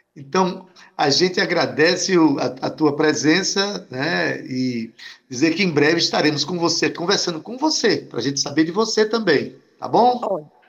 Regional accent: Itabaiana, Paraíba, Brazil; quando era criança, lá em Itabaiana

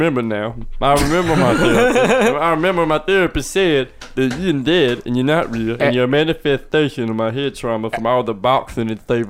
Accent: Philadelphia, Pennsylvania, United States; I'm from Philadelphia, and I will say... As being from Philadelphia

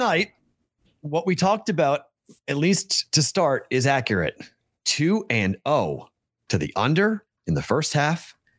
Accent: Boston, Massachusetts, United States; moved away as an adult; also born or lived in the South / the Midwest; But see, in Boston, we know. In Boston, you do that, you get punched.

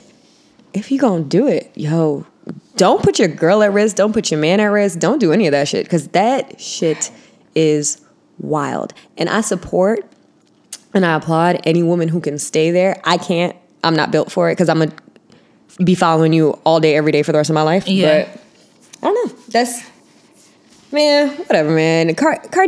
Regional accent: Miami, Florida, United States; I'm from Miami

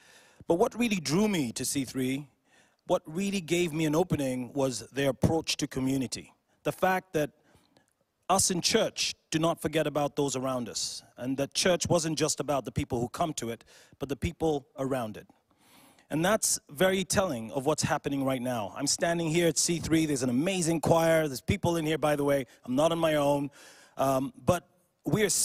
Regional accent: Uganda; I'm from Uganda in East Africa

